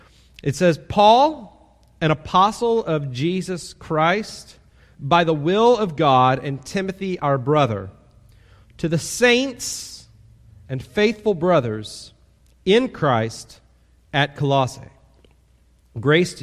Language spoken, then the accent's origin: English; Kansas City, United States; now in Titusville; I grew up in Kansas City, so I grew up in a large town